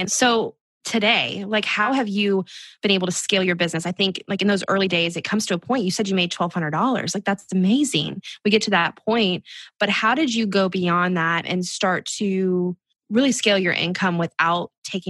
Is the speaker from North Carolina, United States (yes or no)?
no; Brandon, Florida, United States; now in Jacksonville, United States; I grew up in Brandon, okay. So that's kind of close to where you are, but we're in Jacksonville now.